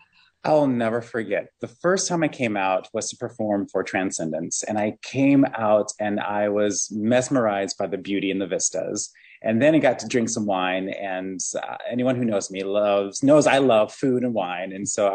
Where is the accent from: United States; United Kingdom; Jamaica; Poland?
United States; Ohio; also born or lived in Michigan; I'm a Midwesterner. I grew up in Ohio and Michigan. My parents moved around a lot.